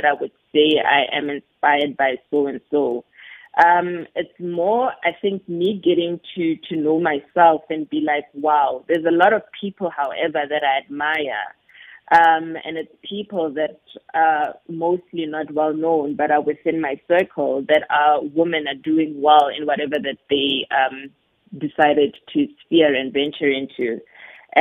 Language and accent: English; Johannesburg, Gauteng, South Africa; also born or lived in Soweto; I was born in Johannesburg and raised in Johannesburg. I'm the Joburg girl.